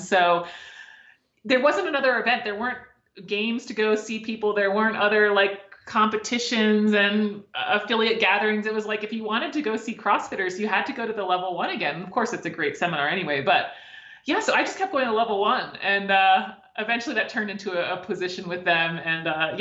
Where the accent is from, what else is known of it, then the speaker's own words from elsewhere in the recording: Maryland, United States; I'm from Maryland